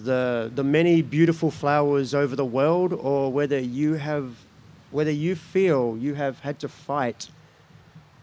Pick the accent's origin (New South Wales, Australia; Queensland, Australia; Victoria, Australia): Victoria, Australia; Mildura; now in Kaurna land (Adelaide), Australia; that's the place I grew up, in Mildura, Victoria, the countryside